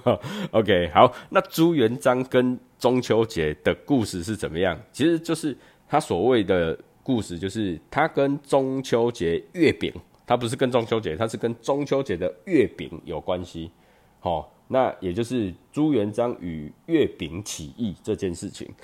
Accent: Chiayi, Taiwan; 我小时候在嘉义，我们就是在门口，哦，就在门口就开始烤肉了

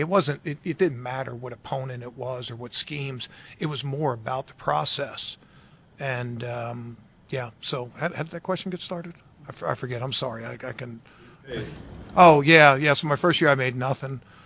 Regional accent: Baltimore, Maryland, United States; moved away; I grew up in Baltimore

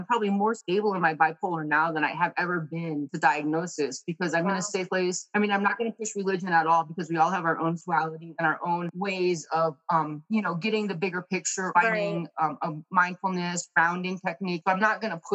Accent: Connecticut, United States; moved away as an adult; now in Arizona, United States; I grew up in Connecticut

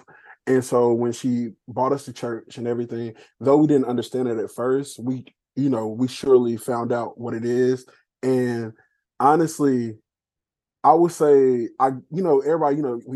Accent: Durham, North Carolina, United States; now in Fayetteville, United States; Born and raised in Durham

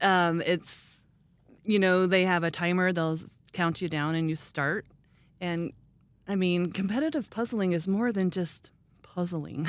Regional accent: Rexburg, Idaho, United States; now in Ammon, United States; I am from Rexburg. I grew up here

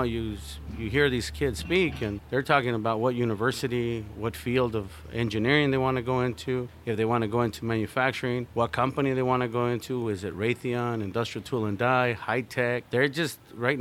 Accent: Tucson, Arizona, United States; I come from Tucson, Arizona, in the area where we're at, and the south side of Tucson

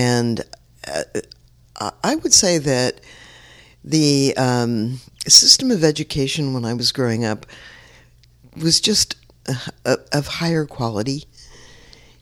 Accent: San Francisco, California, United States; When I grew up in the North Beach community, although we lived in the marina, which was also all Italian

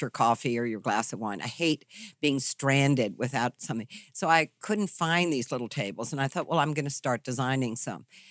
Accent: Charlottesville, Virginia, United States; born or raised there

